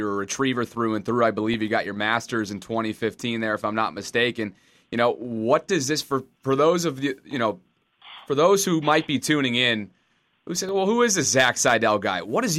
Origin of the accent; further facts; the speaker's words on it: Albany, New York, United States; I grew up in Albany, New York